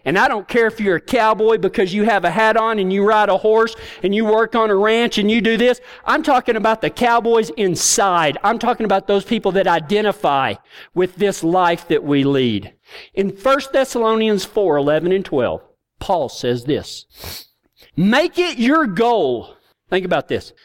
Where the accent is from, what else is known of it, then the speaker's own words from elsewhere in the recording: Texas, United States; I'm from Kynosa, Texas.